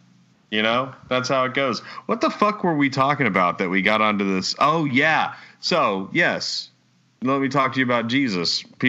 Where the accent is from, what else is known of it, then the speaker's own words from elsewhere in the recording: Texas, United States; Two is I'm from Texas.